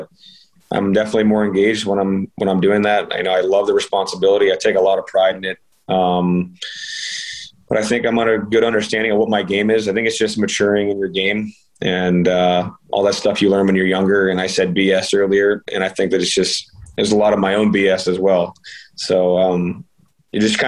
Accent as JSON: {"language": "English", "region": "Ohio", "country": "United States", "also_born_or_lived": "Tampa, Florida", "moved": "yes", "lives_now": "Pittsburgh, United States", "said": "I'm from Ohio or Pittsburgh, Pennsylvania"}